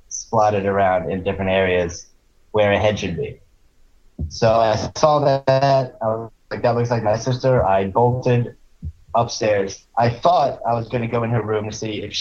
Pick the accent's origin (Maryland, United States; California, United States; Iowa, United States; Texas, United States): Maryland, United States; rural; This is like East Coast rural Maryland, like farm country.